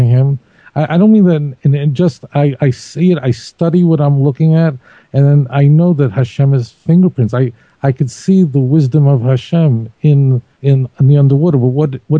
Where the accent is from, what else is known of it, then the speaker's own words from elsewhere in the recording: New York City, New York, United States; My mother used to take me to Brighton Beach, Brooklyn